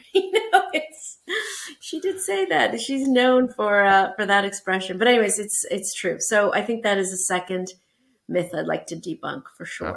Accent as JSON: {"language": "English", "town": "Toronto", "region": "Ontario", "country": "Canada", "tie": "born or raised there", "also_born_or_lived": "Portugal", "said": "I am Canadian. So, I was born in Toronto and I went to uh, University of Toronto"}